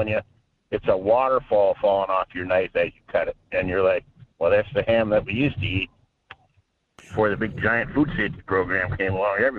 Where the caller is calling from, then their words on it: Fairbanks, Alaska, United States; Yeah, good morning. … here in Fairbanks.